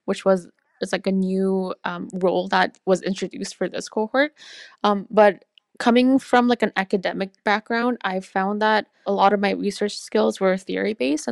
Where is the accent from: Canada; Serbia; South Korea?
Canada; growing up in Canada